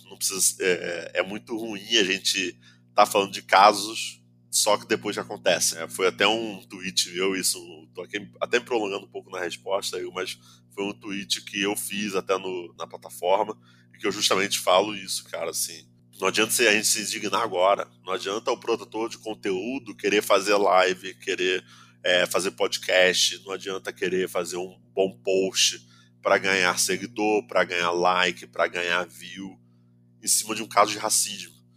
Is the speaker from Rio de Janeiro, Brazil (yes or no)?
yes; Nova Iguaçu, Rio de Janeiro, Brazil; da onde eu venho também, pô, venho de Nova Iguaçu